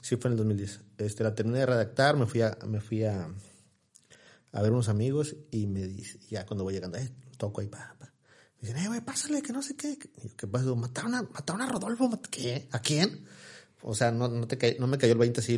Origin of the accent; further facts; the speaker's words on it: Ciudad Victoria, Tamaulipas, Mexico; soy de soy de aquí de Ciudad Victoria, orgullosamente. Mis raíces son de Ocampo, Tamaulipas, mi familia es de allá. Yo, nací aquí en, Ciudad Victoria hace 40 años ya.